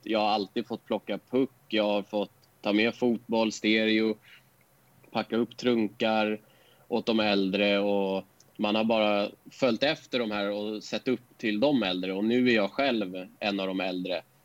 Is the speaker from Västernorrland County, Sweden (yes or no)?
no; Stockholm, Stockholm County, Sweden; also born or lived in Årstadal, Stockholm; jag bodde i Bagarmossen tills jag gick i... Kan det ha varit åtta ettan på högstadiet. Men vi flyttade, flyttade från Bagarmossen till ett område som heter Årstadal.